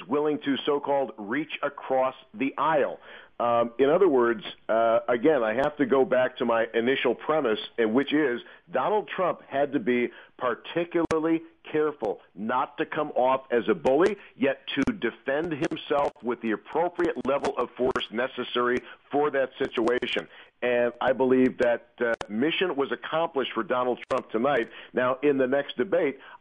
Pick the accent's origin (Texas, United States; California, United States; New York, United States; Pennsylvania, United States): New York, United States; Western; being Western New Yorkers